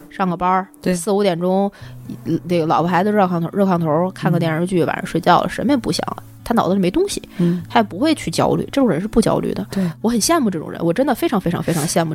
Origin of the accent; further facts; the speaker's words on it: Tianjin, China; also born or lived in Shanghai; now in Beijing, China; 我小的时候在天津六滨江道